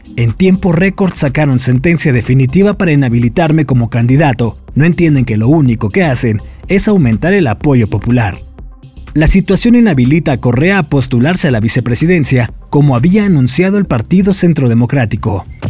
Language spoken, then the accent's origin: Spanish; Mexico